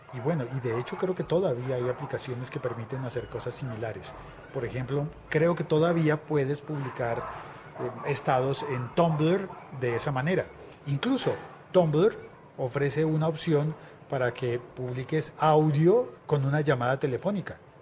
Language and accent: Spanish; Colombia; en mi país, en Colombia